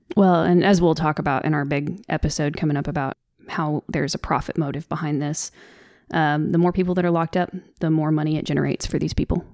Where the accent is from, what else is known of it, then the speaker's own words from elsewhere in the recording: the South, United States; accent: Southern; my Southern accent tends to get stronger when I'm trying to f, go off the cuff and I'm upset